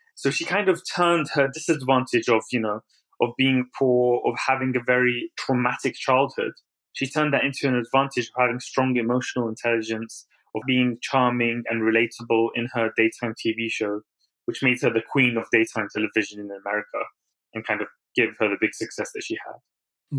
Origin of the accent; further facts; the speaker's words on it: London, United Kingdom; also born or lived in Baghdad, Iraq; I moved to London when I was three years old with my family